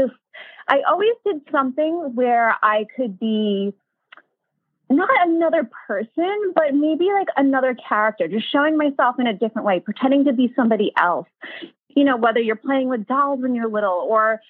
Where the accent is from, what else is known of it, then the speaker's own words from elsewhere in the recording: New York, United States; I grew up in New York. I still live here.